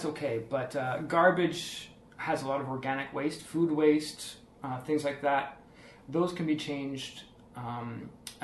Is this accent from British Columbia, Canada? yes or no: yes; Vancouver, British Columbia, Canada; moved away as an adult; now in Zhuhai, China; I'm from Vancouver, British Columbia, Canada.